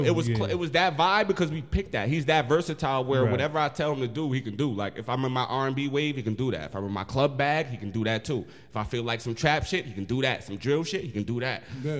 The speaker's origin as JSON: {"language": "English", "town": "Poughkeepsie", "region": "New York", "country": "United States", "tie": "born or raised there", "said": "Born and raised, Poughkeepsie."}